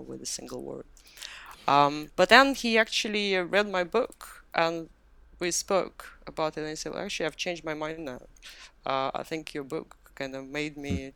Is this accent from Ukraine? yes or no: no; Moscow, Russia; moved away as an adult; now in London, United Kingdom; I moved to London from Moscow, where I grew up and I was educated. That was about 20 years ago.